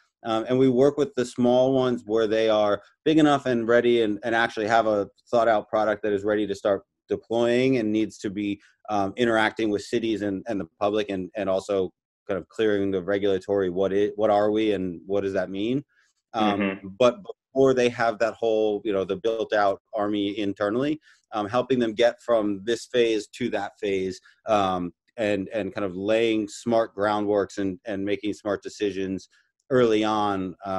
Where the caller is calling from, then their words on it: South Carolina, United States; So home base is D.C., currently down in South Carolina, just outside of Beaufort.